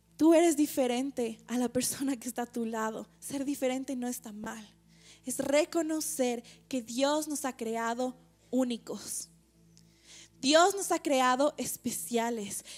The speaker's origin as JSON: {"language": "Spanish", "country": "Ecuador", "said": "como ecuatorianos, tal vez como latinos"}